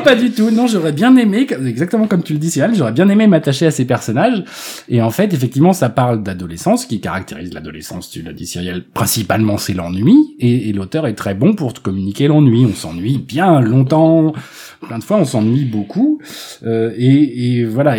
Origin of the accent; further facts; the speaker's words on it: Melun, Île-de-France, France; J'ai grandi à Melun